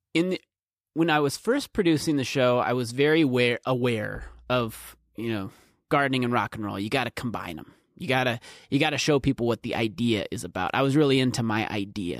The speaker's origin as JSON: {"language": "English", "town": "Norway Center", "region": "South Dakota", "country": "United States", "tie": "born or raised there", "said": "it's in between Canton, Beersford, and Alcester. That's where I grew up"}